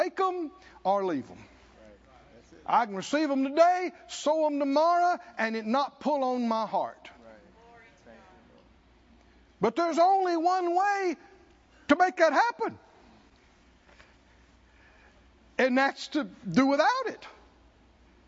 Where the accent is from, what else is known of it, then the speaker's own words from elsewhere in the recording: the South, United States; I grew up in the South